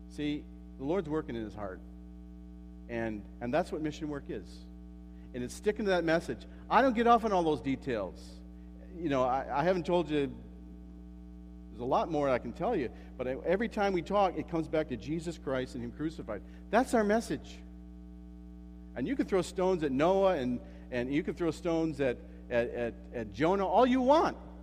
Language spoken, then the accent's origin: English; United States; moved away; I'm an American